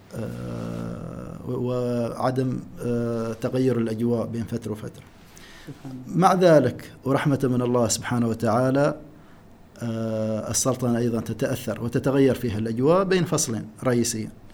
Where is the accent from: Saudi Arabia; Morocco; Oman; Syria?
Oman; فصل الشتاء عندنا في عمان يبدا من شهر 12